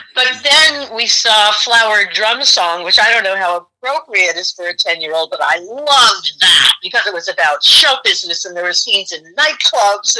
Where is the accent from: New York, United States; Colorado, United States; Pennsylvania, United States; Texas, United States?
New York, United States; New York City; growing up in New York City